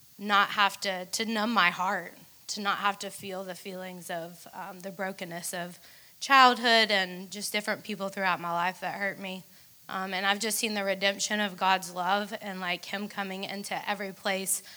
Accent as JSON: {"language": "English", "town": "Atlanta", "region": "Georgia", "country": "United States", "said": "I'm from Atlanta"}